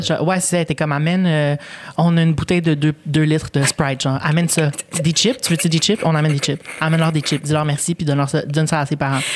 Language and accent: French; Longueuil, Quebec, Canada; first language Spanish; French is a second language; je suis née ici. Puis euh, à Longueuil, fait j'ai grandi à Longueuil